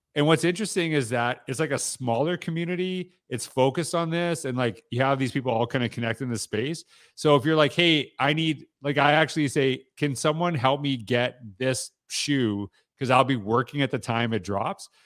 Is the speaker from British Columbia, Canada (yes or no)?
no; Saskatchewan, Canada; I grew up in Saskatchewan